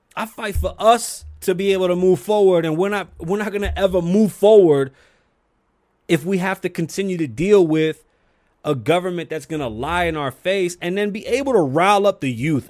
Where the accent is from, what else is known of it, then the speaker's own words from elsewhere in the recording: New York City, New York, United States; I'm from the Bronx, New York